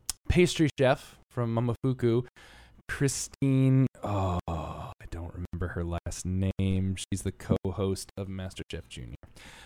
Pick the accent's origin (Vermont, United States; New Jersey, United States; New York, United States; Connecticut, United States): Connecticut, United States; Stratford; born or raised there; moved away